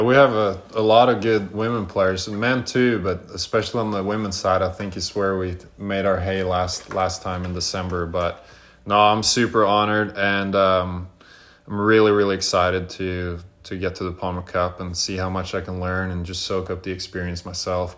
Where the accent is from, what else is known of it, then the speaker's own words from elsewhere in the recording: Norway; now in United States; I'm obviously from Norway